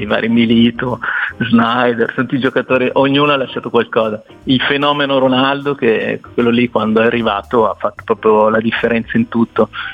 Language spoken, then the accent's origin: Italian; Cusago, Lombardy, Italy; io sono di Cusago, Trezzano sul Naviglio